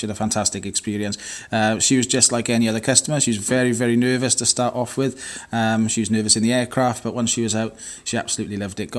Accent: Neath, Wales, United Kingdom; I'm actually from Neath

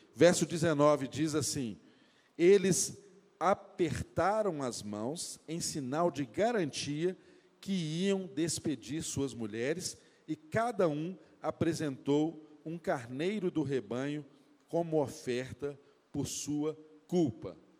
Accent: Brazil; Eu e você que somos brasileiros

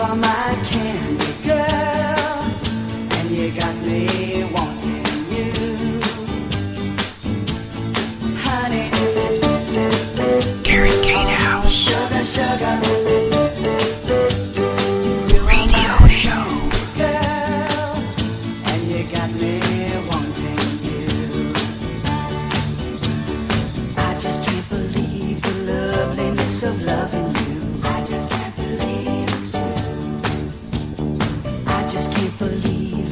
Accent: United States; as an American, as a veteran, as a patriot

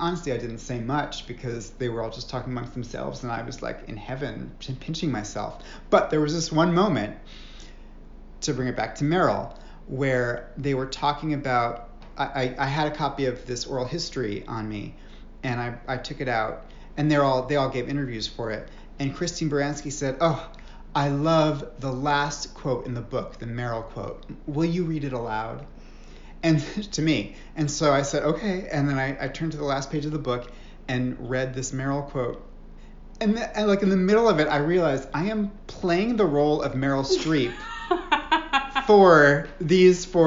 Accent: New York City, New York, United States; I grew up in Manhattan and kind of the local, on the Upper East Side

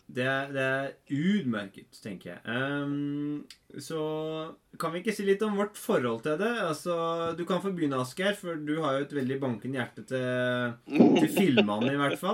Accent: Denmark; eh, jeg er dansk, ja.

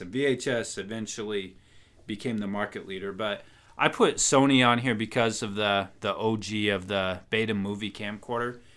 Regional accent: Wyoming, United States; moved away; my home state, my birth state

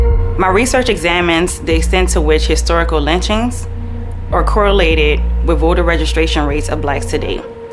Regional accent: the South, United States; I'm black, I'm from the South

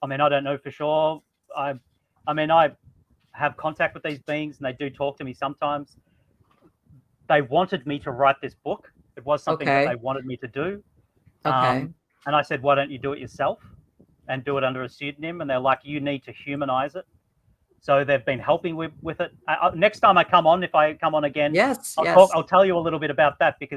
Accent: Australia; I am Australian

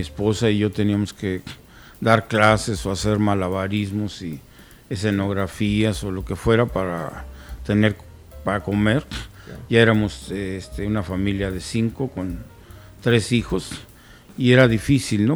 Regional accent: Guanajuato, Mexico; allí en mi tierra

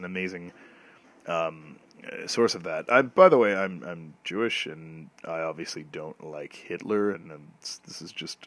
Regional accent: Canada; as a Canadian

